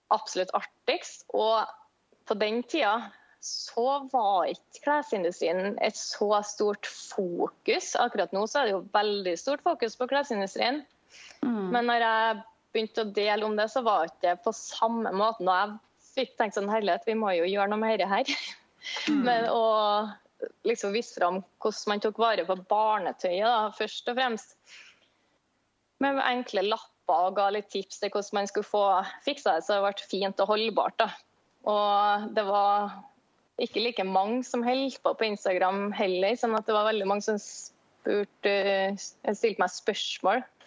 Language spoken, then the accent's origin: Norwegian; Trondheim, Trøndelag, Norway; jeg er fra Trondheim